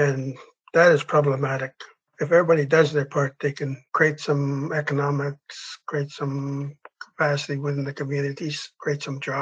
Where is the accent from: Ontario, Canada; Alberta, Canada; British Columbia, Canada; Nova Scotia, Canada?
British Columbia, Canada; Bella Coola; I'm from Ballycoola